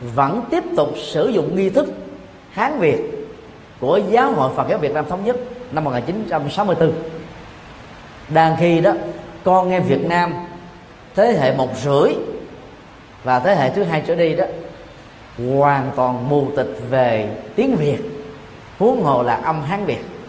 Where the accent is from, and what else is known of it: Vietnam